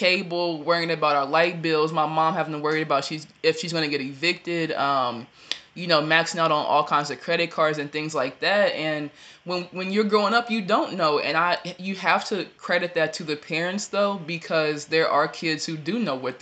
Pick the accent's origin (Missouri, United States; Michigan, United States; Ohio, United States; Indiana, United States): Ohio, United States; also born or lived in Danville, Illinois / Chicago, Illinois; I was born in Danville, Illinois, moved to Chicago. I don't know how old I was, and we moved to Ohio when I was about 3 or 4